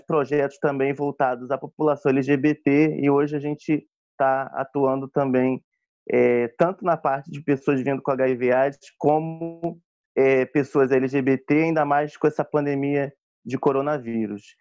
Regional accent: Rio de Janeiro, Brazil; sou do Rio de Janeiro

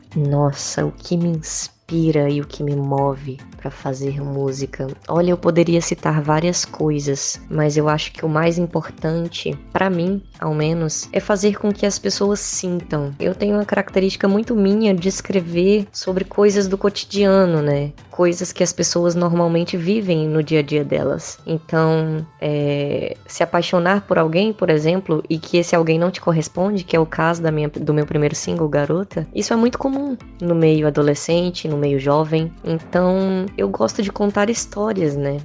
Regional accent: Espírito Santo, Brazil; also born or lived in Imperatriz, Maranhão; eu nasci em Imperatriz, no Maranhão, mas eu sempre morei aqui no Espírito Santo

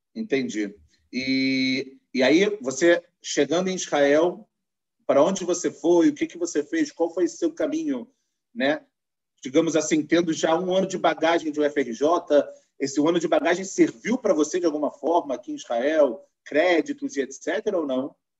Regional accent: Rio de Janeiro, Brazil; accent: carioca; carioca da gema, assim como eu, a gente consegue perceber pelo sotaque

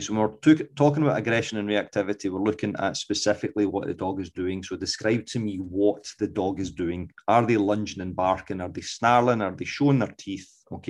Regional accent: Scotland, United Kingdom; accent: Scots; my dulcet Scots accent

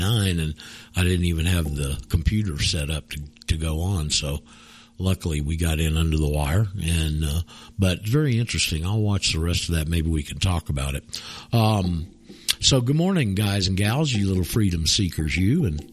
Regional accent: Panama City, Florida, United States; I'm from Florida. I'm from Panama City

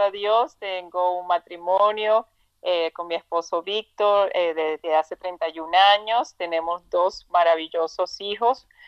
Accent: Trujillo, Venezuela; moved away as an adult; now in United States; de Trujillo, Venezuela

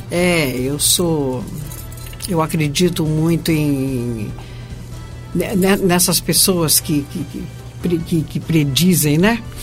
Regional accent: Minas Gerais, Brazil; also born or lived in Rio de Janeiro; now in São Paulo, Brazil; eu sou é, carioca de nascimento, mineira de coração e paulista por adoção

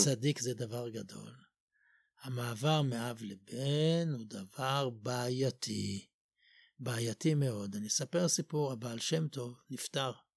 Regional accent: Jerusalem, Jerusalem District, Israel; אני גדלתי במקום ש- בתפילות לא ניגנו שום ניגון

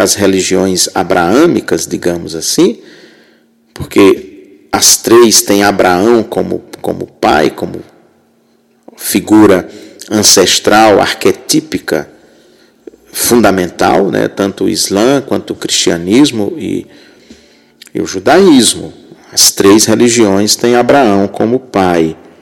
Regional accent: Rio Grande do Norte, Brazil; moved away as an adult; also born or lived in Southeast Brazil; Eu sou de uma cidade muito muito pequena no Rio Grande do Norte, que na época tinha pouco mais de mil habitantes

